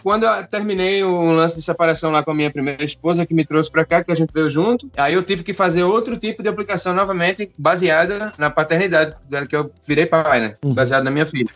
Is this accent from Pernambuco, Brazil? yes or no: yes; Recife, Pernambuco, Brazil; moved away as an adult; also born or lived in Natal, Brazil; now in Norway; Eu sou natural de, de Recife, Pernambuco